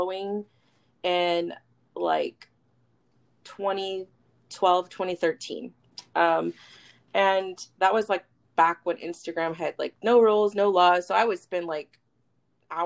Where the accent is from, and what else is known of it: Elk Grove, California, United States; born or raised there; also born or lived in Fairfield, California